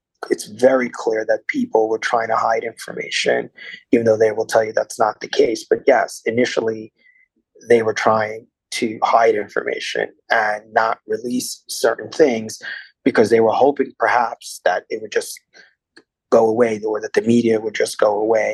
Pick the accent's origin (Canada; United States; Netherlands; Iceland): United States; New York City, New York; also born or lived in Washington, D.C.; I grew up in Brooklyn